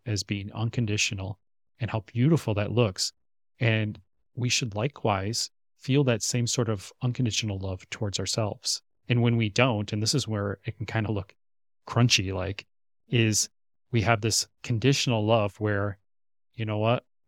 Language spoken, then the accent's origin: English; Minnesota, United States; moved away as an adult; now in Korea; my hometown area in Minnesota, back in the States